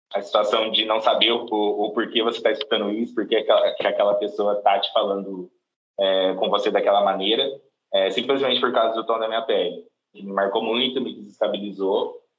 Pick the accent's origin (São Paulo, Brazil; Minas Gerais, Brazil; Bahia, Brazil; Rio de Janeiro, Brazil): São Paulo, Brazil; Cajobi; Eu sou natural de uma cidade do interior de São Paulo, uma cidade pequena, se chama Cajobi